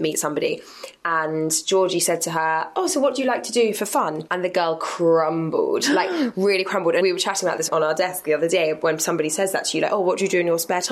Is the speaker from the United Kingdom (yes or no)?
yes; London, United Kingdom; I was born and raised in London